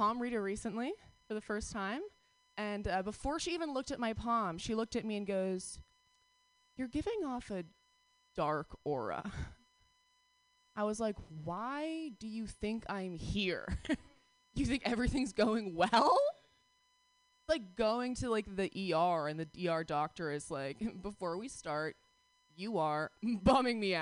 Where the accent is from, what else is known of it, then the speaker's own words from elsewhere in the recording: New York, United States; moved away; I'm from New York